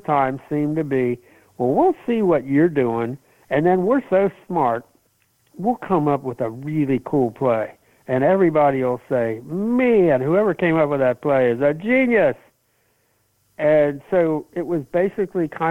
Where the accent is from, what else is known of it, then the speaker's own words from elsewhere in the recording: Kentucky, United States; I grew up in Kentucky